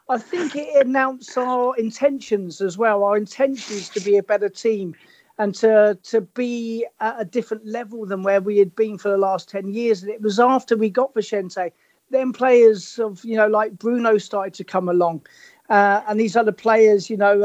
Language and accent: English; Hove, South East England, United Kingdom; I I grew up in Hove